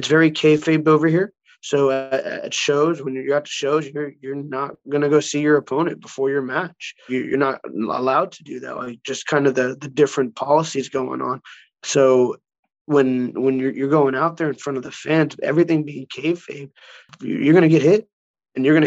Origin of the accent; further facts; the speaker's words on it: Houston, Texas, United States; moved away as an adult; now in Japan; growing up in Texas and Houston